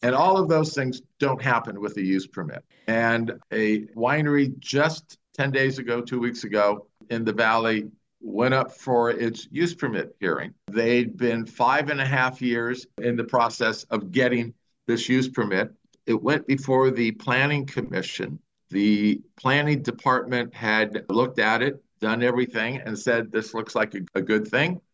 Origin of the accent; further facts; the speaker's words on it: Southern California, United States; now in Napa County, United States; I grew up in Southern California